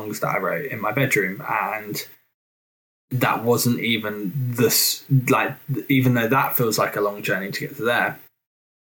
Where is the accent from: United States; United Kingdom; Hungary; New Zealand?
United Kingdom; Suffolk, East of England; I'm from Suffolk